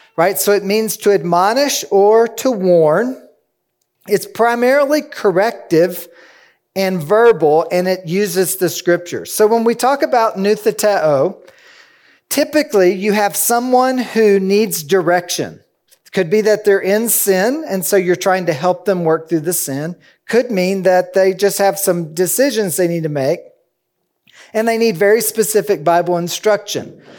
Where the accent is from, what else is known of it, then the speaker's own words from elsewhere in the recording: Kentucky, United States; I'm from Kentucky, where there's a rolling hill, hill after hill